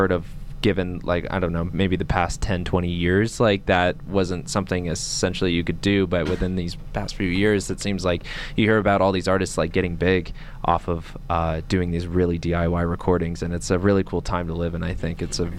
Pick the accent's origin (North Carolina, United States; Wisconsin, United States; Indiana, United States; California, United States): California, United States; San Diego; I grew up in San Diego, there wasn't a lot going on there DIY-wise